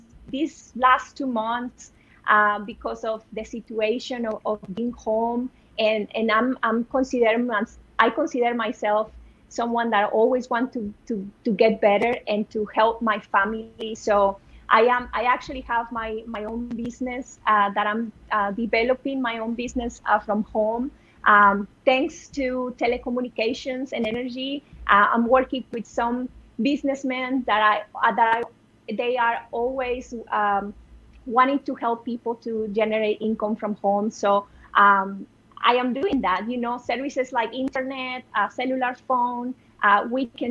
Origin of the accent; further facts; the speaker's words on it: Monterrey, Nuevo León, Mexico; I am in my hometown in Monterey